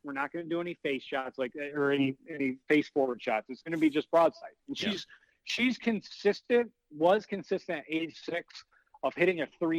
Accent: Michigan, United States; we're from Michigan.

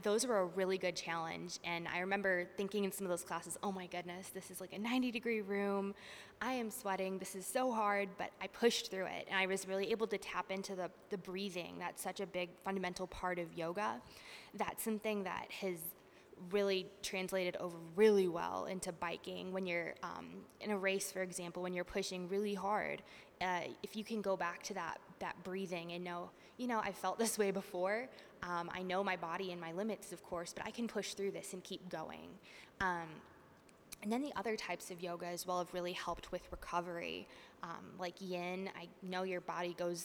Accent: Northeast Ohio, United States; moved away as an adult; now in Arkansas, United States; I'm from Northeast Ohio. And growing up in the 90s, there really wasn't a mountain biking scene there

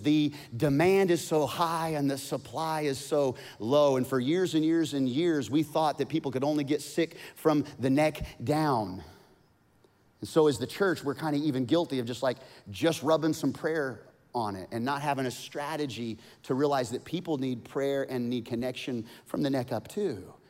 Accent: Monett, Missouri, United States; my little church that I grew up in Monette, Missouri, Monette Assembly of God.

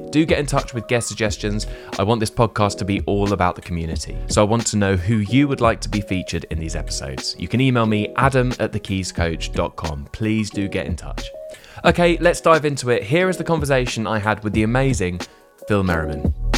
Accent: Portsmouth, South East England, United Kingdom; the north of the city where I grew up in Portsmouth

